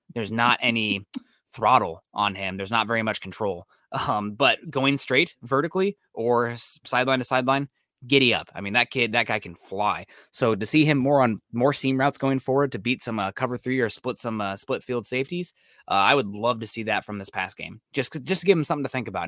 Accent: Iowa, United States; moved away; my hometown in Iowa

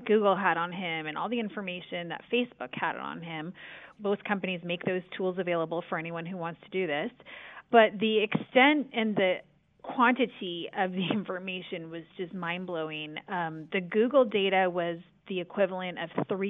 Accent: San Francisco, California, United States; I am a native Californian. I grew up in San Francisco.

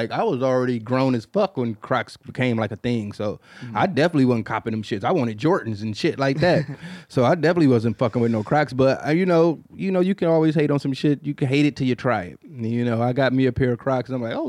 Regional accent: Queens, New York, United States; I grew up in Queens, New York.

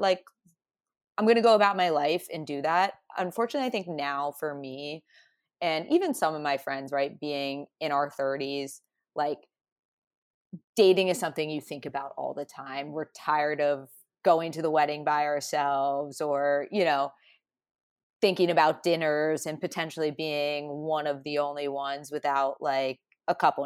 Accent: a Midwestern town, United States; I'm I'm not from New York, so more from like a Midwestern town.

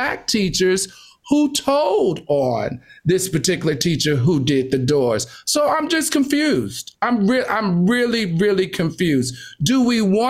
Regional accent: the South, United States; I grew up in the South

